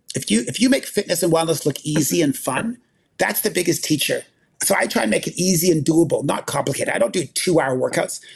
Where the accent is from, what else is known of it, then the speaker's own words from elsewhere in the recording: Winnipeg, Manitoba, Canada; I grew up in Winnipeg, Manitoba